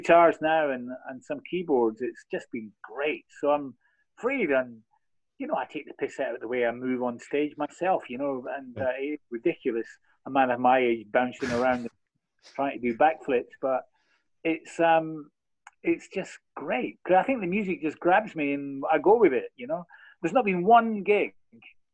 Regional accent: Scotland, United Kingdom; I'm from the east. I'm actually not from Glasgow

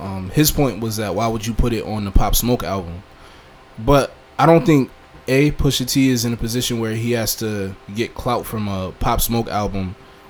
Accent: Buffalo, New York, United States; also born or lived in Syracuse; I would tell people I was from Buffalo

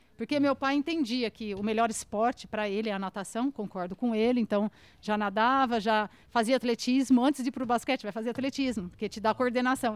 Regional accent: Araçatuba, São Paulo, Brazil; accent: caipira; moved away as an adult; also born or lived in Washington, United States; eu sou de Aracatuba, né, interior de São Paulo

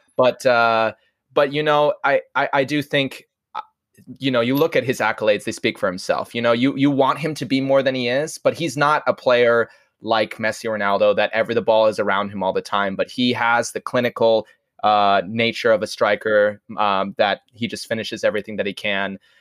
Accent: Iowa, United States; we come from Iowa

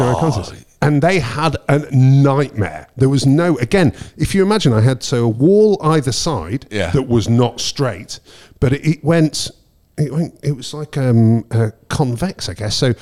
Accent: Preston, North West England, United Kingdom; moved away as an adult; I left Preston in Lancashire when I was 18

